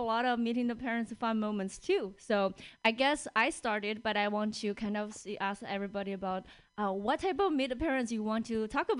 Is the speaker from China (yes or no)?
yes; China; moved away as an adult; now in Seattle, United States; I live in Seattle and I was born and raised in China. I came here